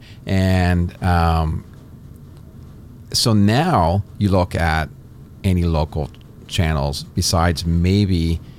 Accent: Kitchener, Ontario, Canada; So I grew up in the Kitchener area.

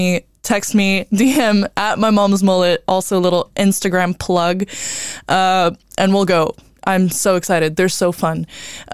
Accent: Brazil; moved away; I'm from Brazil

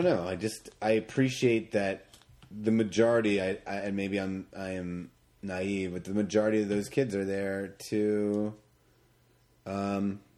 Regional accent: Atlantic Northeast, United States; we're from the Atlantic Northeast?

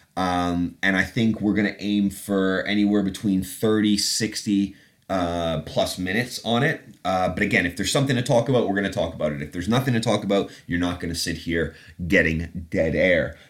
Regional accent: Canada; moved away as an adult; also born or lived in England; now in London, United Kingdom; an accent. Uh, that's from growing up in Canada. I was born in England, but have been back after 20 some odd years in Canada.

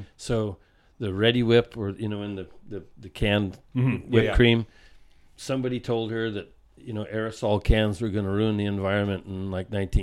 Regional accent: California, United States; I'm California

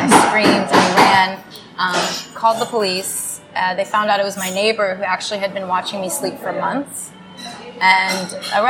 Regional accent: Dallas, Texas, United States; also born or lived in San Marcos, Texas; I grew up in Dallas, and then I went to school in San Marcos.

